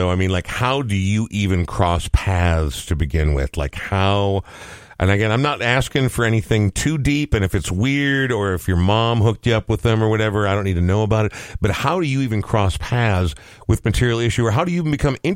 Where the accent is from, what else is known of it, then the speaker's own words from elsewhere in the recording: Topeka, Kansas, United States; moved away; I'm originally from Topeka, Kansas.